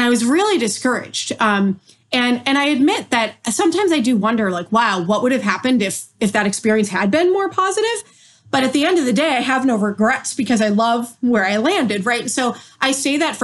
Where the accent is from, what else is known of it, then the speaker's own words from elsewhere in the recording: Massachusetts, United States; moved away as an adult; also born or lived in Maryland; While I was in school in Maryland, I was from Massachusetts